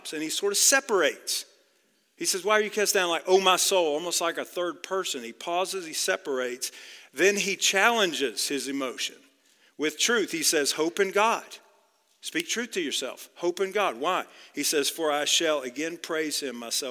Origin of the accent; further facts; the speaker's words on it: outside of Dallas, Texas, United States; Grew up about 30 miles outside of Dallas